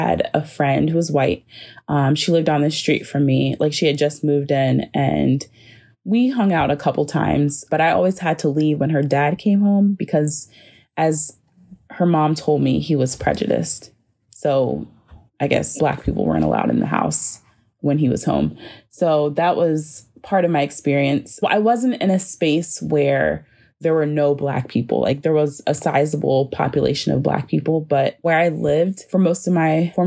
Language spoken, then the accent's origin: English; Eastern Shore, Maryland, United States; moved away as an adult; also born or lived in Penang, Malaysia; now in Baltimore, United States; I'm currently living in Baltimore, but I'm originally from the Eastern Shore, which is a very rural area. And if you go there, it has definitely a more Southern feel. And so I did grow up in that tension